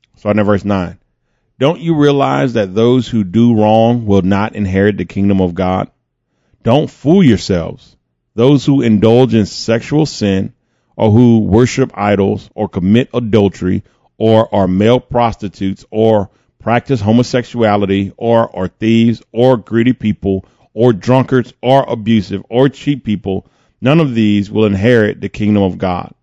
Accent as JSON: {"language": "English", "country": "United States", "said": "I'm an American."}